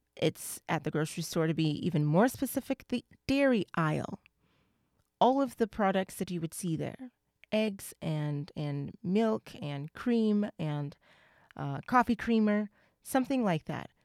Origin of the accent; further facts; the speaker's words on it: United States; I'm from the U S